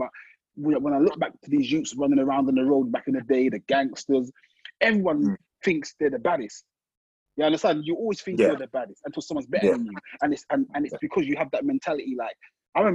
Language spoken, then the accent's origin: English; London, United Kingdom; little old me from Brixton